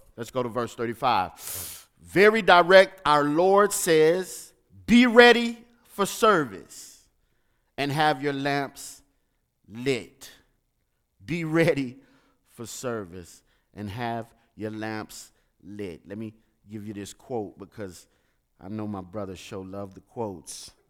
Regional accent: St. Louis, Missouri, United States; moved away; I'm from the streets of Saint Louis

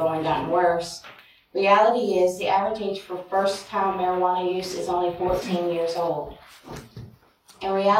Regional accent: Fort Mill, South Carolina, United States; I'm actually from Fort Mill, South Carolina

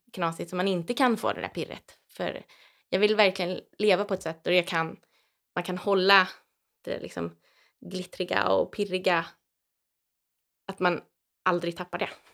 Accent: Täby, Stockholm County, Sweden; moved away as an adult; also born or lived in Teddington, London; now in Vimmerby, Sweden; sen är jag uppväxt i Täby utanför Stockholm

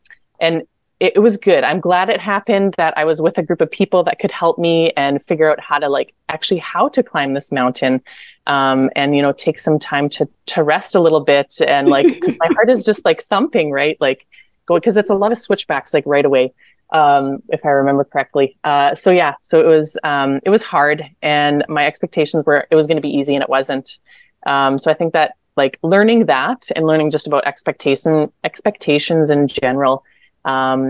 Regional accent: Manitoba, Canada; also born or lived in Morocco; We're from the prairies, so we're from Manitoba

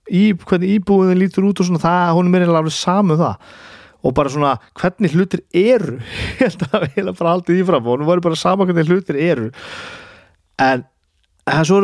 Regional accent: Húsavík, Northeastern Region, Iceland; ég er frá Húsavík og ég á vini sem að leika þarna í myndinu

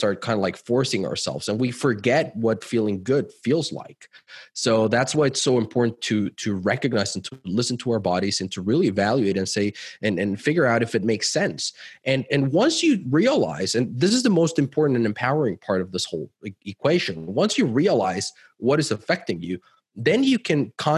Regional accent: Mexico City, Mexico; moved away as an adult; also born or lived in Cancun / United States; I'm originally from Mexico. I grew up in Mexico City, lived in Cancun. We've lived in the US for a while as well.

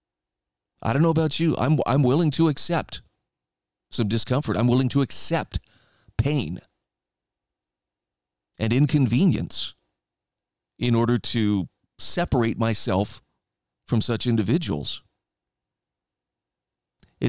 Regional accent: Idaho, United States; my home state of Idaho.

